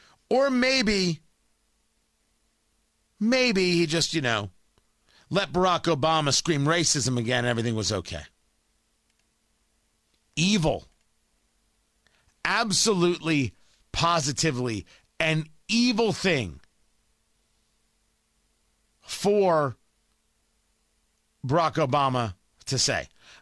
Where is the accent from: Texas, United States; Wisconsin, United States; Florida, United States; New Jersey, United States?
New Jersey, United States; Middletown; also born or lived in Brooklyn, New York / Bradley Beach, New Jersey; Born in Brooklyn, grew up in Jersey, not too far from the Stone Pony.